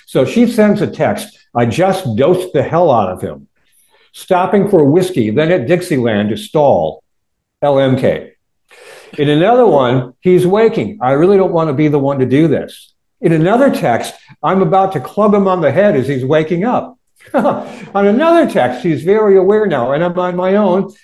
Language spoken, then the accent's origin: English; Warren, Michigan, United States; I grew up in Warren, all right, right on the northern border of Detroit, Michigan